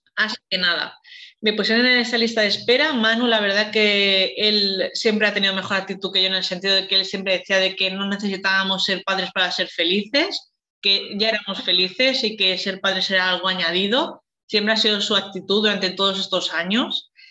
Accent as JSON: {"language": "Spanish", "town": "Valencia", "region": "Valencian Community", "country": "Spain", "said": "soy de Valencia"}